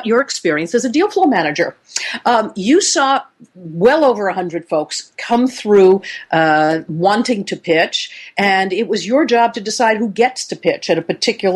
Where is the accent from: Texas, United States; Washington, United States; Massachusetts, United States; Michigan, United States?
Washington, United States; Seattle; I'm coming to you today from Phoenix, Arizona. Warm, sunny, a whole lot different than my hometown of Seattle, Washington.